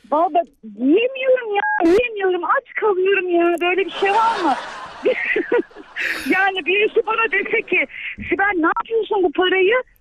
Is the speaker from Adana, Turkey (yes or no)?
no; Sivas, Sivas Province, Turkey; ben 48 yaşındayım. Sivaslıyım.